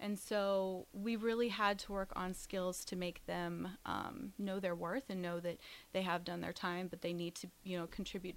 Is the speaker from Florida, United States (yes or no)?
no; Lincoln, Nebraska, United States; I am from here in Lincoln.